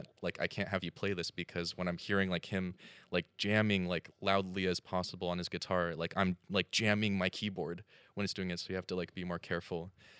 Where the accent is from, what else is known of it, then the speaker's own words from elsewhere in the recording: United States; I'm from the States